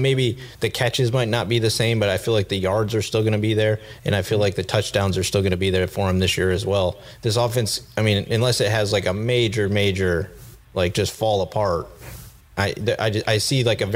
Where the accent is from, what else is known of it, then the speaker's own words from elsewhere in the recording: Fillmore, New York, United States; I grew up in Fillmore, you know, not too far from you there in Rochester